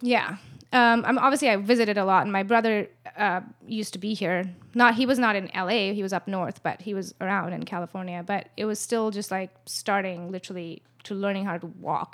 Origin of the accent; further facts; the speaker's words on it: India; moved away as an adult; now in Los Angeles, United States; I was born in L A, but I was brought up in India